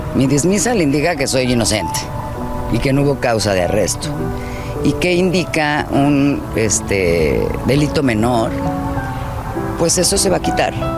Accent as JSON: {"language": "Spanish", "country": "Mexico", "said": "yo soy mexicana"}